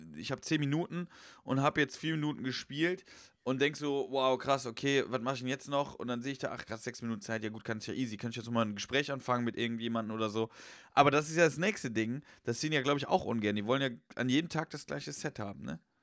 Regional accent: Westerwald, Rhineland-Palatinate, Germany; moved away as an adult; now in Cologne, Germany; im Westerwald, also da wo ich herkomme

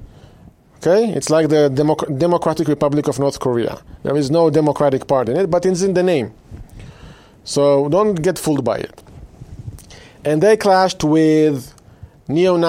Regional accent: Israel; now in United States; I was born and raised in Israel

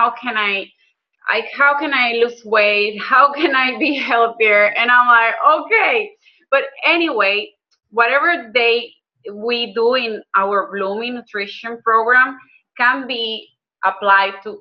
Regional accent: Maracaibo, Zulia, Venezuela; moved away as an adult; now in Houston, United States; I was born in Venezuela in Maracaibo, Zulia State. And I lived there until 2007 when I decided I was coming to the US

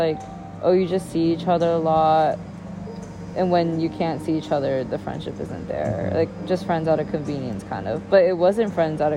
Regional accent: Pacific Northwest, United States; now in Shanghai, China; I grew up in the Pacific Northwest

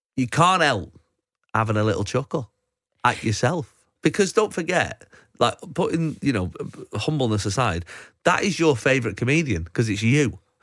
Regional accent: Manchester, North West England, United Kingdom; that's how I say it 'cause I'm from Manchester.

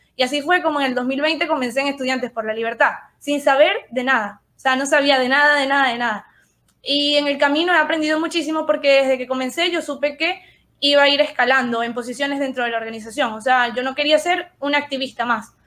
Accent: Venezuela; nosotros como, como venezolanos

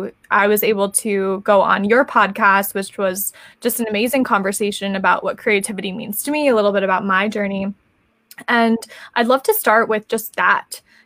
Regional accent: New Jersey, United States; we're both from New Jersey

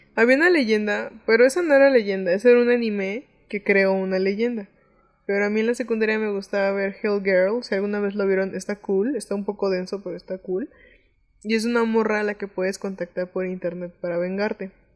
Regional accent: Mexico; siendo mexicano da un poco de risita

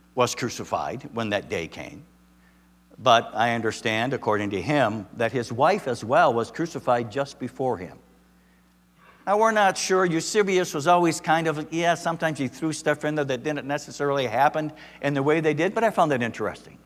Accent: Michigan, United States; moved away; I'm from Michigan

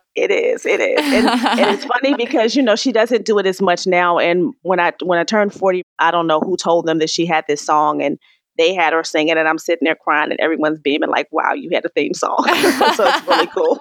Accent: Raleigh, North Carolina, United States; moved away; also born or lived in Maryland; I was born in Raleigh, North Carolina.

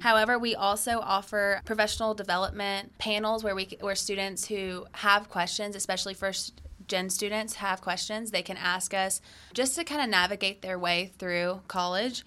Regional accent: Acworth, Georgia, United States; I was born and raised in Georgia. I grew up in Ackworth

